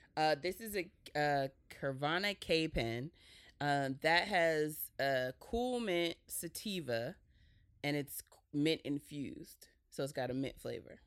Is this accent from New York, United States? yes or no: no; New Jersey, United States; I was raised by my mom in Jersey